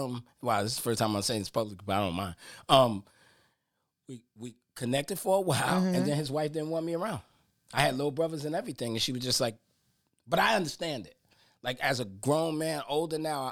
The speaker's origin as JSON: {"language": "English", "town": "New York City", "region": "New York", "country": "United States", "tie": "born or raised there", "moved": "yes", "lives_now": "Houston, United States", "said": "I'm from East New York. Oh. So, I was born, it was Belmont between Fountain and Crystal"}